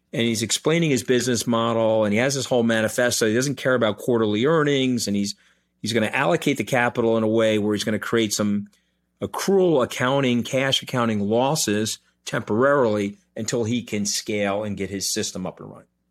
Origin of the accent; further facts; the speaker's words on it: New York, United States; I'm a New Yorker